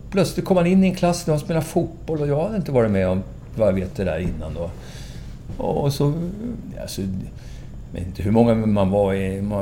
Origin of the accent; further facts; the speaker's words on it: Valdemarsvik, Östergötland, Sweden; moved away; also born or lived in Lidingö; Östgöte, gudskelov. jag är från Valdemarsvik